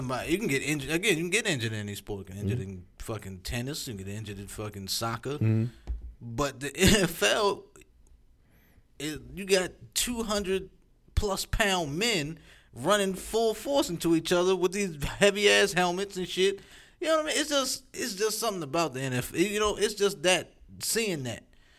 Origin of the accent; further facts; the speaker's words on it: United States; I'm American, yo.